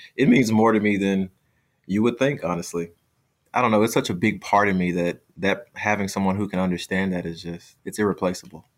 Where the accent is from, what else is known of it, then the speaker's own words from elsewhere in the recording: United States; I'm from the United States